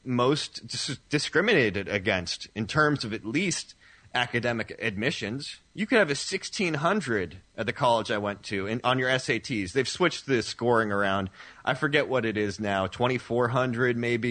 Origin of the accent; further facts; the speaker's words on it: the Northeast of the United States, United States; I grew up in the Northeast for the most part of the United States